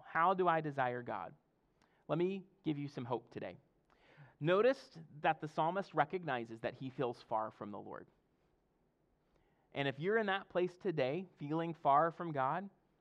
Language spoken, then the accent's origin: English; Mississippi, United States; now in Fredericksburg, United States; I'm from Mississippi, and our ocean's the Gulf of Mexico